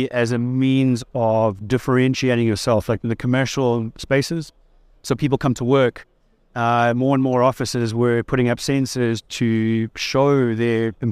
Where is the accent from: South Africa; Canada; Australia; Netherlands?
South Africa; Durban, KwaZulu-Natal; moved away as an adult; also born or lived in China; now in Kuala Lumpur, Malaysia; from the East Coast, uh, from the surfing city of Durban. Um, that's where I grew up, and uh, yeah, I moved over to China in uh, about 2007. So I've been in the Asia Pacific region since then